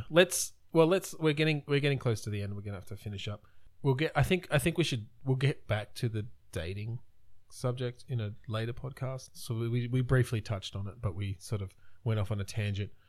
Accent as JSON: {"language": "English", "country": "Australia", "said": "we're Australian."}